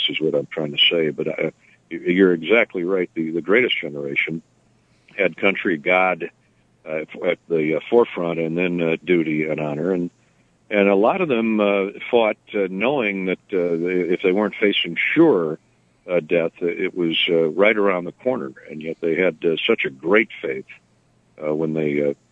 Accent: Cascade, Iowa, United States; growing up in Cascade, a little small town, Dubuque County

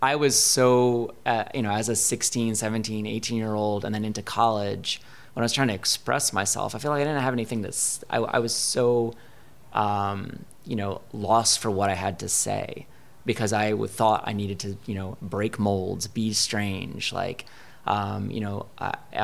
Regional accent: New Haven, Connecticut, United States; moved away as an adult; also born or lived in Providence, Rhode Island; now in Chicago, United States; I grew up in Connecticut

